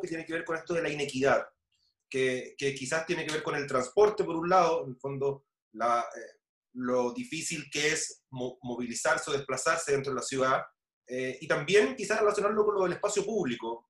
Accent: La Florida, Santiago Metropolitan Region, Chile; soy de la Florida.

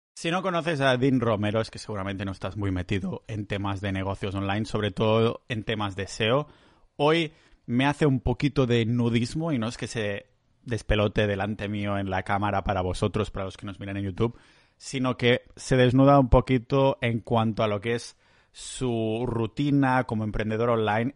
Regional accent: Catalonia, Spain; accent: Catalan-influenced; Spanish is a second language; Yo tengo que practicar aún muchísimo, muchísimo español, porque sigo, sigo metiendo catalanadas, me sigo liando con palabras, tengo un acento súper raro

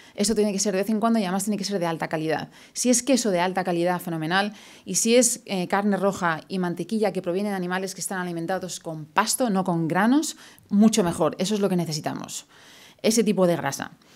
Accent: Madrid, Community of Madrid, Spain; moved away as an adult; also born or lived in London / New York; now in Houston, United States; yo soy de Madrid, yo crecí toda mi vida en Madrid hasta el 99 que me fui a vivir a Londres.

